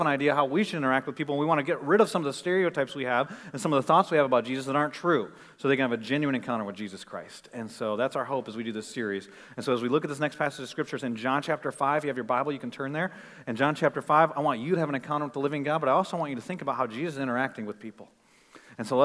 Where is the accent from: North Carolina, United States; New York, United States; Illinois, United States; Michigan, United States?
Michigan, United States; moved away; I grew up in Michigan